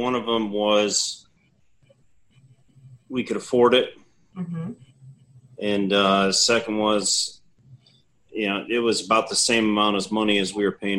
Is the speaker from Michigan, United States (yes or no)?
yes; Battle Creek, Michigan, United States; now in Texas, United States; Battle Creek, Michigan.